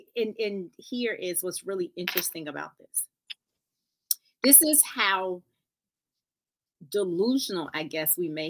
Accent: Florida, United States; Florida girls.

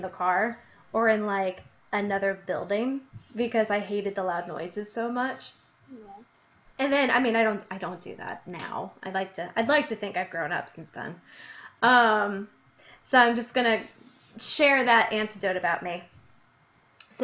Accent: Illinois, United States; accent: Midwest; moved away; I lived in Illinois

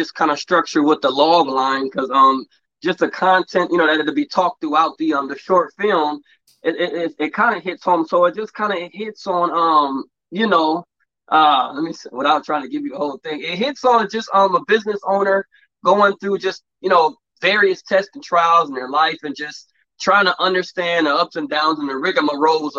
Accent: Los Angeles, California, United States; I grew up in the Los Angeles area, Crenshaw District, between USC, Crenshaw area, a little bit of Culver City area. So all around that area, born and raised, born and bred, LA kid

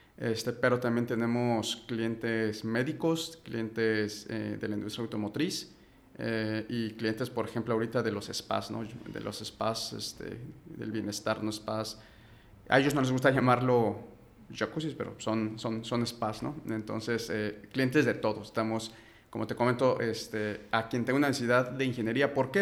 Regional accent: Mexico City, Mexico; soy de la Ciudad de México

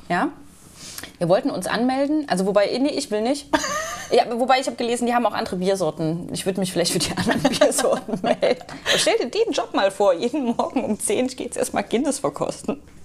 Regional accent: Germany; als Deutscher

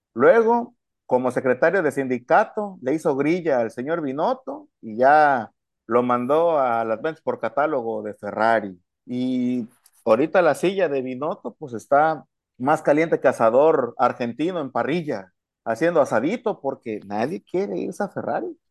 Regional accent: Mexico; como buen mexicano

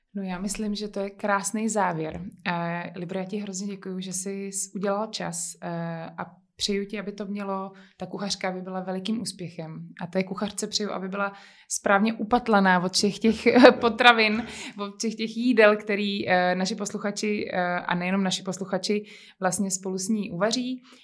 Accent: Bohemia, Czechia; tady právě u nás v Čechách

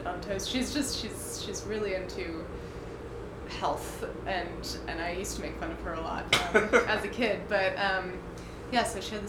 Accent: Connecticut, United States; I grew up in Connecticut

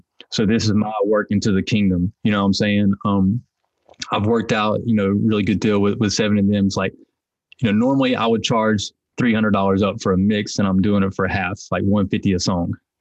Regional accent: Hickory, North Carolina, United States; I'm from Hickory, North Carolina, which is it's kind of sectioned off. And one of the sections is called Longview. So I'm from Longview

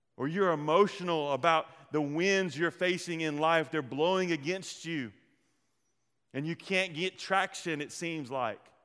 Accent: the Delta, United States; We are from the Delta

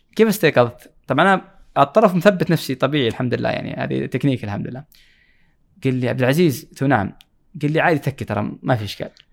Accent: Jazan, Jazan Province, Saudi Arabia; اشتياقي لمدينتي لمدينه جازان

